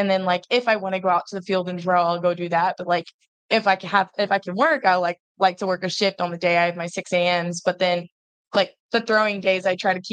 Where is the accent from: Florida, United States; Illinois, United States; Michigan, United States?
Florida, United States; Jacksonville; I'm from like Jacksonville